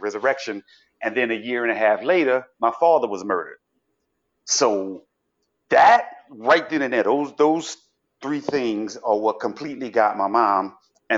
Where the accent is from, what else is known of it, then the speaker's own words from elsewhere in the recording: New Orleans, Louisiana, United States; now in Miami Beach, United States; I'm from New Orleans.